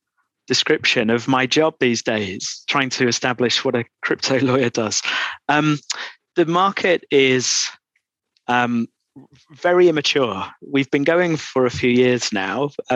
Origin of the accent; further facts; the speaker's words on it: Doncaster, Yorkshire and the Humber, United Kingdom; moved away as an adult; now in London, United Kingdom; Oh, well, I'm from Doncaster. So that will be less apparent in my accent now than it was 25 years ago when I came to London.